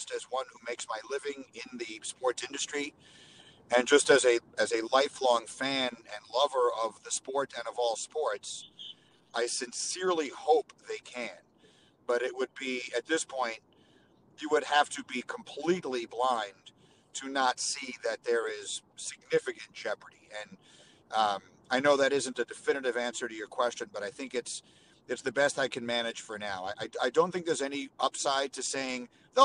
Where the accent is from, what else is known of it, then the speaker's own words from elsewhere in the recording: New York, United States; moved away as an adult; also born or lived in Chicago; I grew up in New York